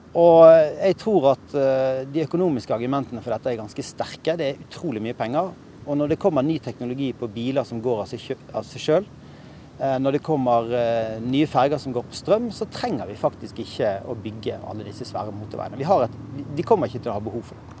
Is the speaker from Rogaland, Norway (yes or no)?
no; Bergen, Vestland, Norway; moved away as an adult; now in Oslo, Norway; jeg flyttet fra Bergen